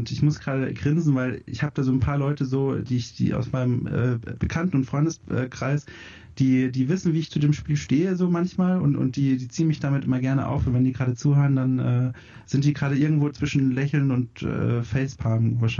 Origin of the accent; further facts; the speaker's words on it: Bavaria, Germany; Ähm, ich komme aus Franken, also Süddeutschland.